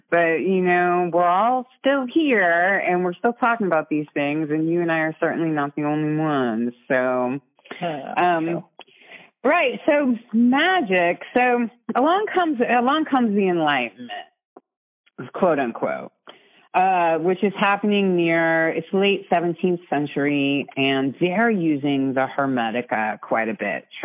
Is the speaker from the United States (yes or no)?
no; Ireland; I'm Irish.